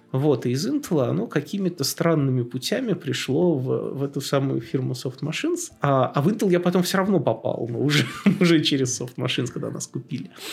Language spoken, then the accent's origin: Russian; Tula, Tula Oblast, Russia; moved away; я сам из Тулы